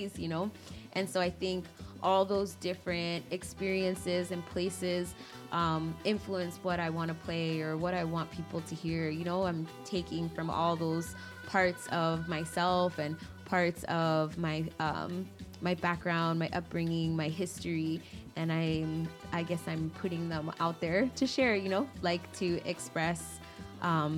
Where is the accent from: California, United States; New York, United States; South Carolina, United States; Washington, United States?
New York, United States; New York City; now in Chicago, United States; I grew up in New York. I grew up in Queens, New York, Elmhurst